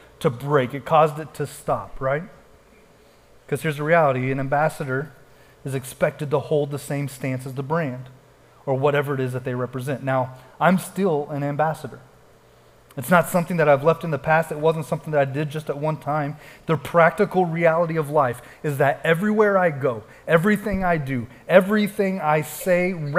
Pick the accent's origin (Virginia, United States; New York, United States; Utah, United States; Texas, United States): Texas, United States; people would say, where are you from? And we would say, Texas